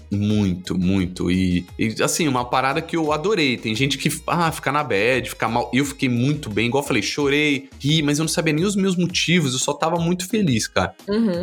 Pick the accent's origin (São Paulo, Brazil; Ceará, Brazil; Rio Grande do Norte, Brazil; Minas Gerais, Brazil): São Paulo, Brazil; Guarulhos; Eu sou de Guarulhos, sou um guarulhense, né? Nascido, criado, amo a cidade.